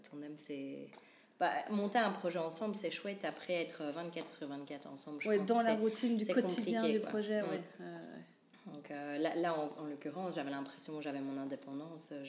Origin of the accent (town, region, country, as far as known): Charleroi, Wallonia, Belgium; born or raised there; also born or lived in Cologne, Germany / Wavre, Belgium